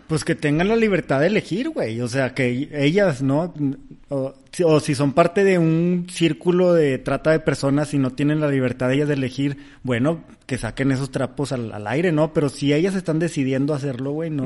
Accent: Mexico; soy mexicano

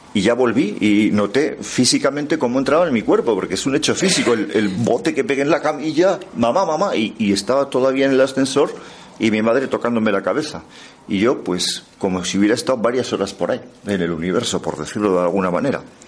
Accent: the Pyrenees, Aragon, Spain; soy del Pirineo

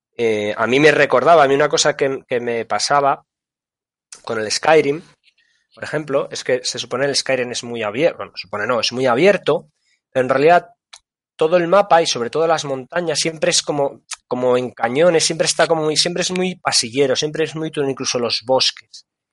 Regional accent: Asturias, Spain; nosotros somos de Asturias

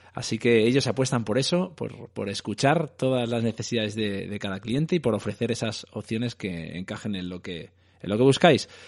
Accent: Madrid, Community of Madrid, Spain; yo soy de Aluche

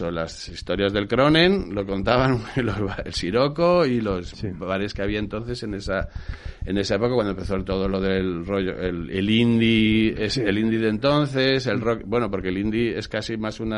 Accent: Burgos, Castile and León, Spain; que es amigo mío de Burgos también, yo soy de Burgos

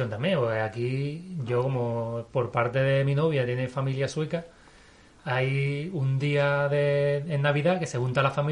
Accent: Gibraltar; now in Stockholm, Sweden; yo vengo de Gibraltar

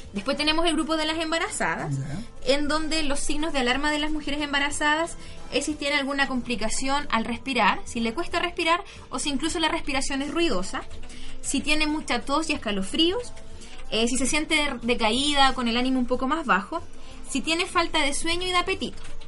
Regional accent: Coyhaique, Aysén, Chile; yo soy de Coyhaique

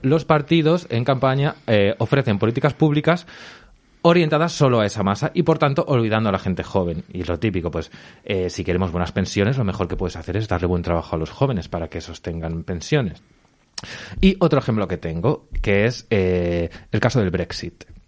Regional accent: Albacete, Castilla-La Mancha, Spain; yo soy de Albacete, Miguelitos de la Roda

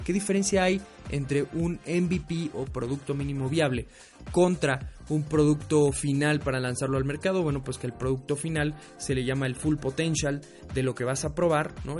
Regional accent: Mexico

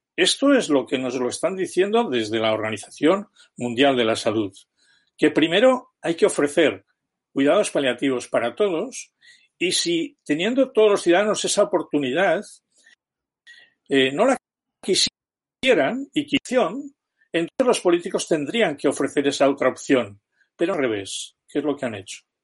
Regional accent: Spain

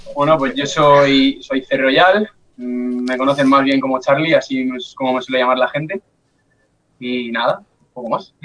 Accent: Alcalá de Henares, Community of Madrid, Spain; tengo 18 años y soy de Alcalá de Henares

